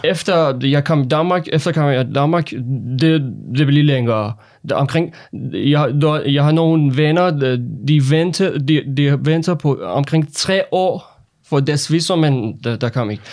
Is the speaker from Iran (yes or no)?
yes; Iran; Danish is a second language; moved away as an adult; also born or lived in Lolland, Denmark; now in Denmark; Jeg er en autoriseret læge fra Iran, og jeg har fem år erfaring med, at arbejde som læge i Iran